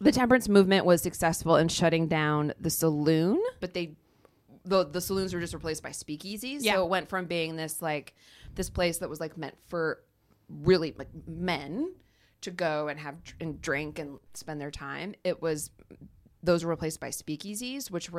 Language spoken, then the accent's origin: English; Ohio, United States; in Ohio, I chose my home state